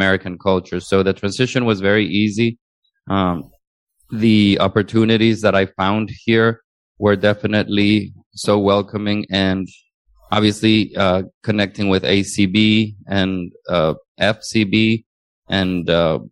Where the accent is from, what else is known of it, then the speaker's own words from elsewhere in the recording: Honduras; English is a second language; moved away as an adult; now in United States; I was originally born and raised in Honduras